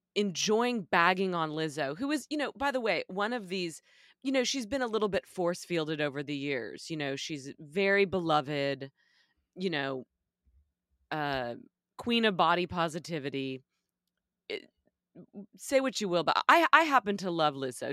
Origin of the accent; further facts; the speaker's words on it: Texas, United States; as a little girl growing up in Texas